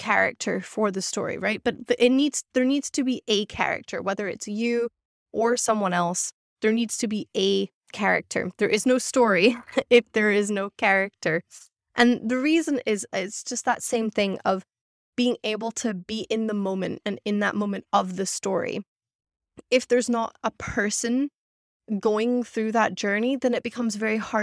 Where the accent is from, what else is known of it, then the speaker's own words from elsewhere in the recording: Scotland, United Kingdom; moved away; I grew up in Scotland